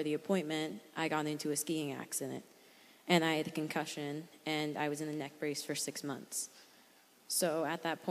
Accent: New Hampshire, United States; I'm from New Hampshire

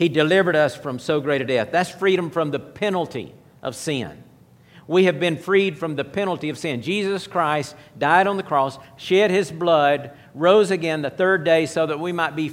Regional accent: United States; I'm an American.

